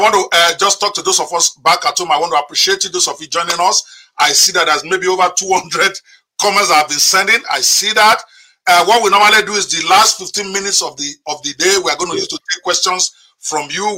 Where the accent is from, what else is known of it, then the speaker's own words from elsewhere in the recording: Nigeria; I'm speaking to you direct as a Nigerian.